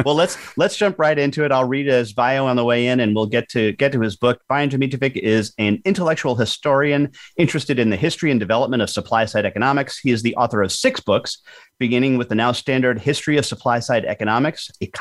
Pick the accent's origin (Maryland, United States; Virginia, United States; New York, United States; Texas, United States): Texas, United States; Texas, my home state